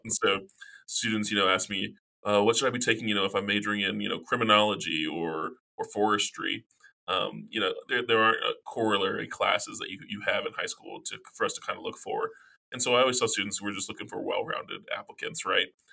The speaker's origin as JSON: {"language": "English", "region": "South Carolina", "country": "United States", "moved": "yes", "lives_now": "Virginia, United States", "said": "I'm originally from South Carolina"}